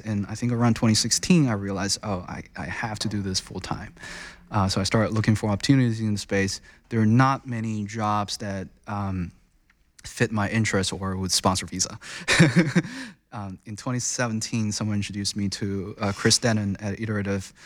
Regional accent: China; moved away as an adult; also born or lived in United States; I was born and raised in China. I spent most of my time in, uh, you know, early days in China, went through a very traditional Chinese education system. Um, and I came to U S for college

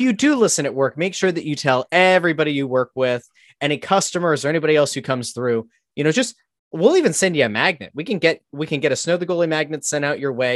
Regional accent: Pottsville, Pennsylvania, United States; I grew up in Pottsville

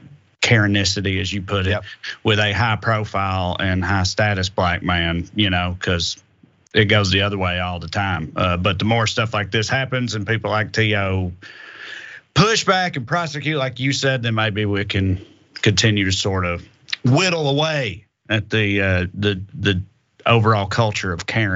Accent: Tennessee, United States; I'm from Tennessee

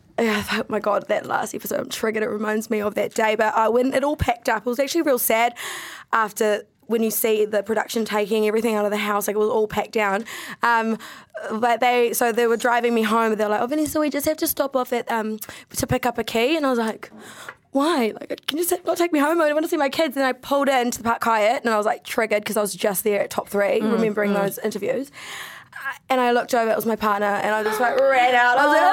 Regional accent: United Kingdom; But I really want a Mercedes because I'm a British bitch.

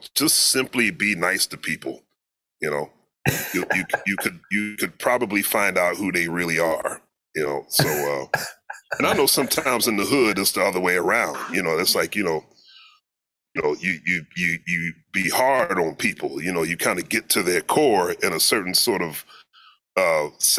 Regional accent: Philadelphia, Pennsylvania, United States; moved away; also born or lived in New York; growing up in Philly

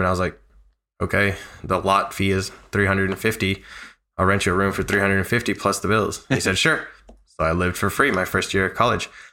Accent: Nashville, Tennessee, United States; Born and raised in Nashville, bilingual, college degree

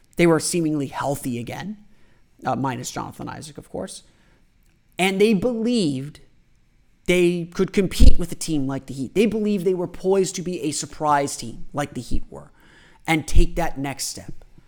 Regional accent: Orlando, Florida, United States; I am a lifelong Orlando resident. I was born here in Orlando

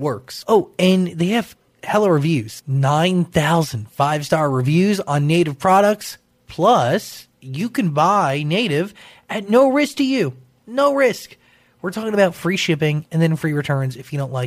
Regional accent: Willowbrook Mall, New Jersey, United States; Willowbrook Mall. I know it. That's my hometown mall.

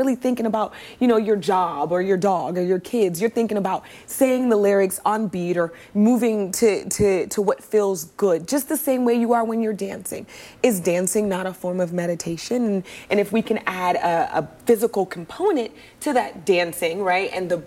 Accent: Oakland, California, United States; I'm from Oakland, California

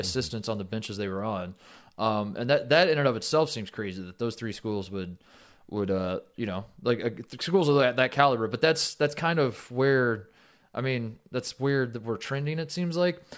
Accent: Indiana, United States; I, I grew up in Indiana

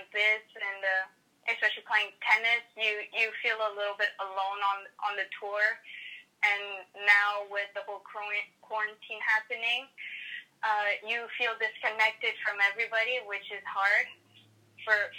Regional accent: Canada; I'm not Mexican, and I'm Canadian

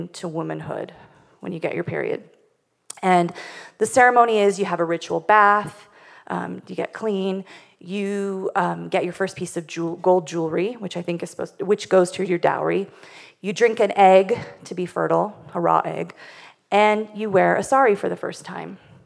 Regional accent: Wyoming, United States; I grew up in Wyoming, which is not only the least populated state

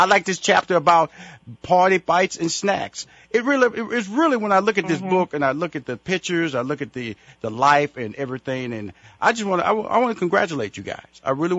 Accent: Houston, Texas, United States; I'm from Houston, Texas, so I'm all from that little area.

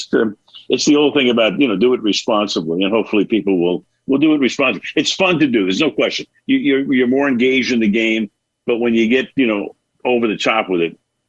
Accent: Brooklyn, New York, United States; also born or lived in Bay Area; It's upstairs, and I have behind me, well, Ebbets Field, because I grew up in Brooklyn, and I love New York, and the Empire State Building is there, and the Bay Bridge, because we lived in the Bay Area.

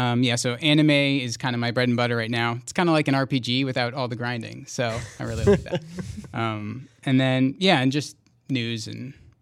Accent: Rhode Island, United States; also born or lived in Los Angeles; now in San Francisco, United States; I'm coming from L.A. I was in L.A. for a year, moved out here after being on the East Coast. So I'm actually from Rhode Island originally.

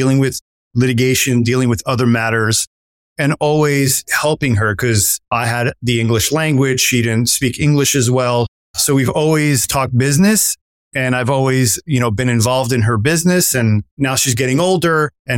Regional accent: New York City, New York, United States; moved away as an adult; I left from the urban jungle of Brooklyn, where the playgrounds were kind of like ghetto

